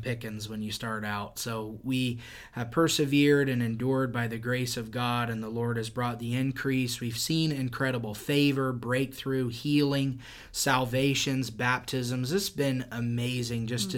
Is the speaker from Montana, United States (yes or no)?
no; Indiana, United States; also born or lived in Florida; I'm from Indiana